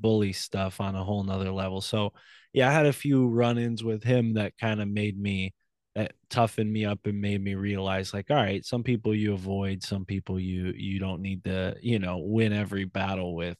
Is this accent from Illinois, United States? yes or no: no; Milford, Connecticut, United States; I was raised in New Haven County in a town named Milford outside of New Haven